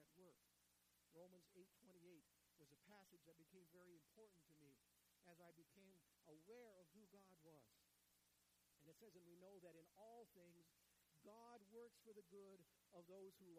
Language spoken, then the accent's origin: English; Ulysses, Kansas, United States; moved away; also born or lived in Enid, Oklahoma; I grew up in Ulysses, Kansas